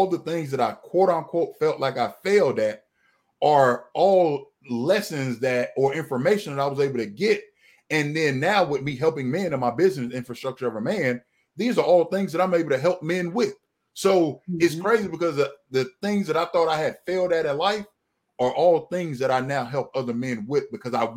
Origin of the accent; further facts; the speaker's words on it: Florida, United States; moved away as an adult; now in Georgia, United States; I relocated to Georgia. I'm from Florida